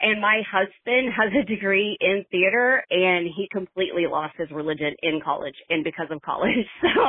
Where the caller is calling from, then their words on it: Fayetteville, Arkansas, United States; Hi, y'all. … I'm calling from Fayetteville, Arkansas.